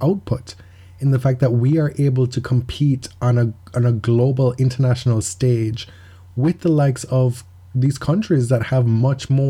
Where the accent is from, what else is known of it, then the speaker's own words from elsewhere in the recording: Jamaica; moved away; growing up in Jamaica and living in a third world country